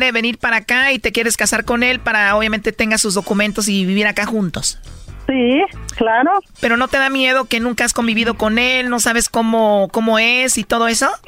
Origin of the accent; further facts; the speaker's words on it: El Salvador; accent: centroamericano; Soy salvadoreña.